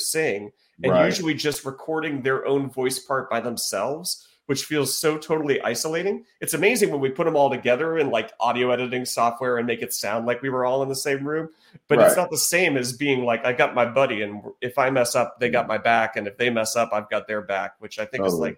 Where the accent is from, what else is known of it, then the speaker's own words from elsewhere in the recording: North Carolina, United States; I grew up in North Carolina